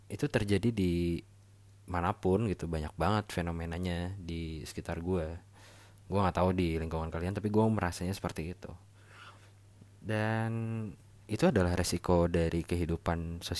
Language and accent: Indonesian; Bandung, West Java, Indonesia; gue lahir dan besar di Bandung jadi ibaratnya gue baru balik lagi nih ke Bandung